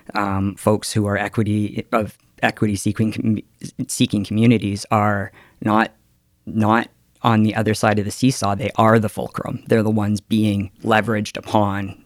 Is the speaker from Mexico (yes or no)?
no; Calgary, Alberta, Canada; I come from Calgary